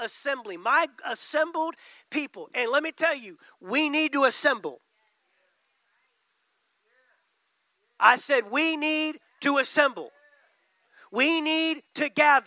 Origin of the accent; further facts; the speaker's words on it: Texas, United States; being from Texas